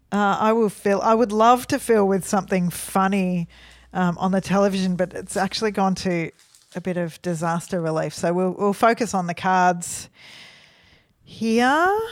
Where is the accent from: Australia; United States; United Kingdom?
Australia; Melbourne, Victoria; we're from Melbourne.